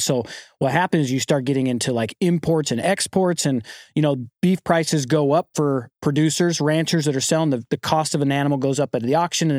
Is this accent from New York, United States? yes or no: no; St. George, Utah, United States; I grew up in Southern Utah, a place called St. George, and my family are five generations of ranchers.